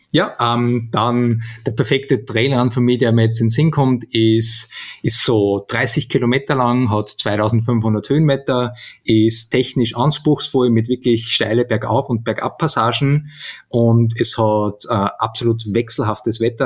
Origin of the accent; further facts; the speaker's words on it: Steyr, Upper Austria, Austria; von Steyr, von meiner, von meiner Heimatstadt